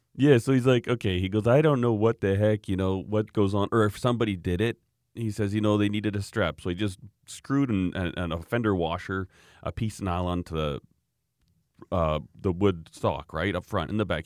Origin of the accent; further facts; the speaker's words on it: Canada; being a Canadian